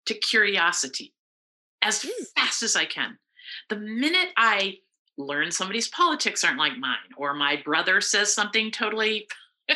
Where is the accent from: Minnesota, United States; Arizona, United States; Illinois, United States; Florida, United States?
Illinois, United States; now in Vermont, United States; I grew up in Illinois where there's not very much to shoot anymore